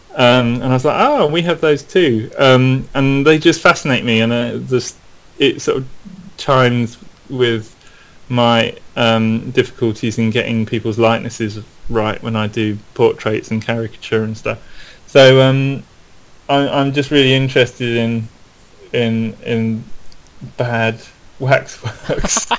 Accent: London, United Kingdom; I grew up in South London. Okay. In a, in a place called Penge

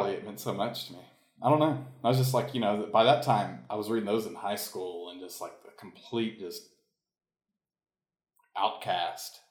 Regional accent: Marietta, Georgia, United States; moved away; I grew up in the Atlanta suburbs of Marietta

